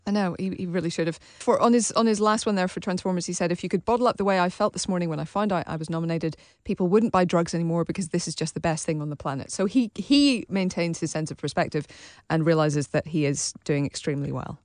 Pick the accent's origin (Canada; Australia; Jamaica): Australia; I'm Australian